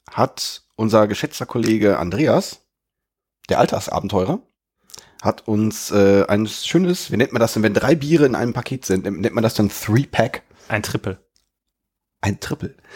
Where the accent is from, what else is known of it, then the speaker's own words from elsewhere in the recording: North Rhine-Westphalia, Germany; ich als Sauerländer stehe das natürlich im Schatten